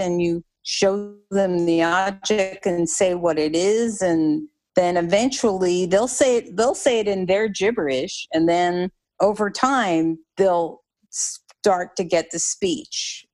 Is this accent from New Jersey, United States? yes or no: yes; New Jersey, United States; moved away; also born or lived in the South (US); I'm I'm originally from New Jersey